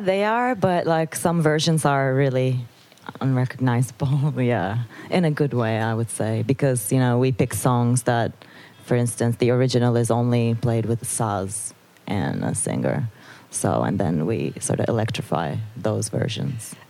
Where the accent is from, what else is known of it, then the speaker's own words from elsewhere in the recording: Istanbul, Turkey; also born or lived in Netherlands; now in Amsterdam, Netherlands; I was born and raised in Istanbul, and uh, and then I moved to the Netherlands